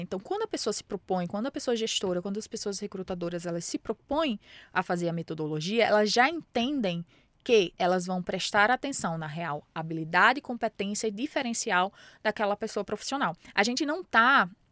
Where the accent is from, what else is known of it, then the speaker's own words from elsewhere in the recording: Mossoró, Rio Grande do Norte, Brazil; moved away as an adult; now in São Paulo, Brazil; Eu venho da periferia, é, de Mossoró, Rio Grande do Norte, venho da periferia, já passei por enchente